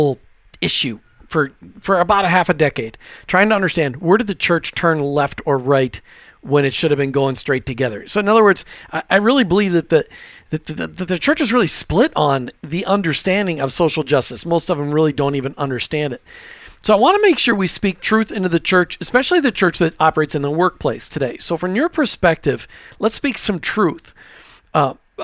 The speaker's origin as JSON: {"language": "English", "region": "Minnesota", "country": "United States", "tie": "born or raised there", "said": "I grew up in Minnesota"}